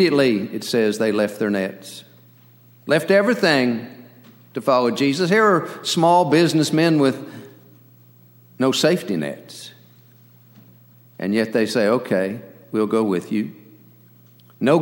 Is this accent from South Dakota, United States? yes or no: no; Ulysses, Kansas, United States; now in McLean, Virginia, United States; Ulysses, Kansas, my hometown